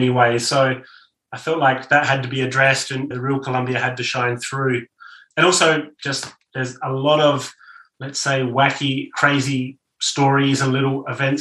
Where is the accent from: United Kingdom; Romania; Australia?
Australia; moved away; I'm from Australia